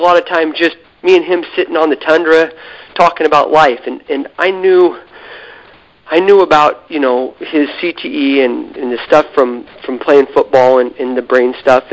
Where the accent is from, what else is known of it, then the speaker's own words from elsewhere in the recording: Idaho, United States; I was from Idaho